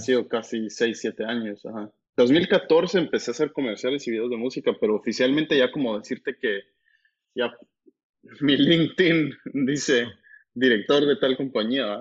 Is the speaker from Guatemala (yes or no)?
yes; Guatemala; creciendo en Guate